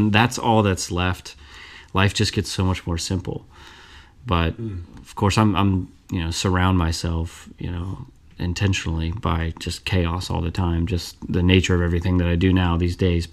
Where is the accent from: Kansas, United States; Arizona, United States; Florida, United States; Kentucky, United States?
Kentucky, United States; Burlington; moved away as an adult; also born or lived in Florence, Kentucky; now in Cincinnati, United States; I'm from Burlington, Kentucky, is where I kind of grew up